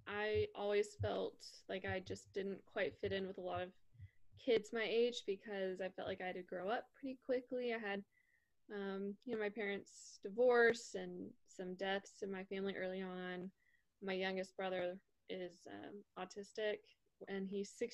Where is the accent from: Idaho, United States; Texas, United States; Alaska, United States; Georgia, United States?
Texas, United States; a suburb just outside of Dallas; I grew up in a suburb just outside of Dallas, Texas